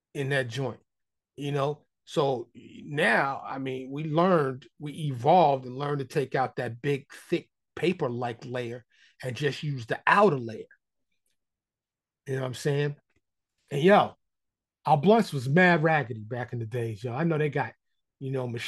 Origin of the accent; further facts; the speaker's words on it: New York City, New York, United States; growing up in New York City, you know, I'm a kid born in the 60s